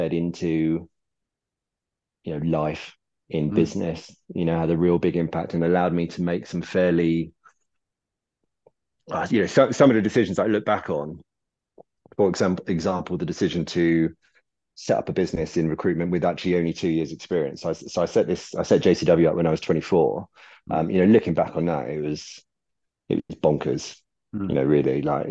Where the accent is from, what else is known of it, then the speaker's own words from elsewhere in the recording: Devon, South West England, United Kingdom; moved away as an adult; also born or lived in Surrey; now in London, United Kingdom; Then my parents moved over to Devon, so I kind of grew up in the country from ages seven through to 18